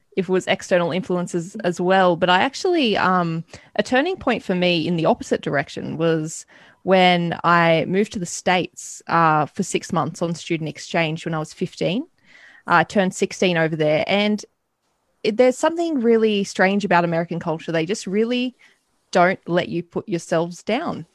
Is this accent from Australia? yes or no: yes; Australia; a young Australian woman